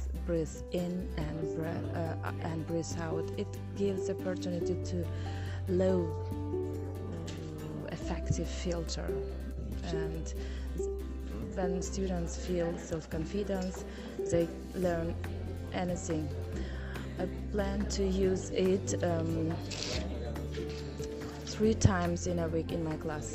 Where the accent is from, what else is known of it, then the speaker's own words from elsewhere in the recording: Syrdarya Region, Uzbekistan; English is a second language; I am from Sardaria